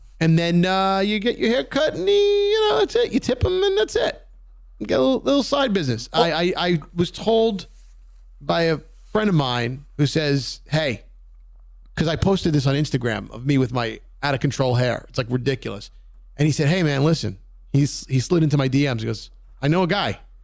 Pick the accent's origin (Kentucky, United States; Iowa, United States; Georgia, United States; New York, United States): New York, United States; New York City; We're from Brooklyn